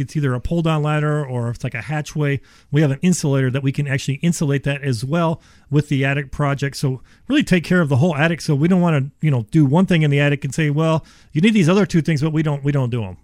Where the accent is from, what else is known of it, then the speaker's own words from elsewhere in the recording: Ohio, United States; I am from Ohio.